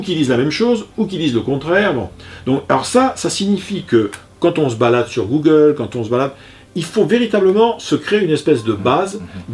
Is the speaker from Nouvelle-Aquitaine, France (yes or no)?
yes; Bordeaux, Nouvelle-Aquitaine, France; je suis bordelais